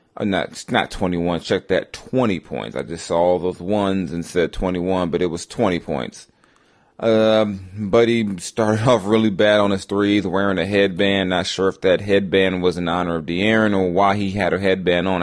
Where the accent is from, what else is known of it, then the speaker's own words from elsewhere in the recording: Los Angeles, California, United States; moved away; from Los Angeles, my hometown